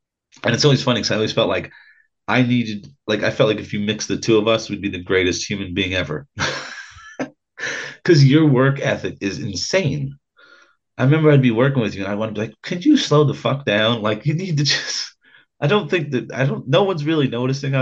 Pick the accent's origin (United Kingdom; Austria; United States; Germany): United States; Ulster County, New York; I'm white trash from Ulster County, New York